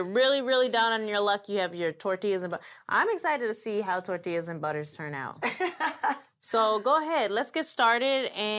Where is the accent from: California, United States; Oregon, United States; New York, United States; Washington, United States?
New York, United States; I'm from New York, y'all.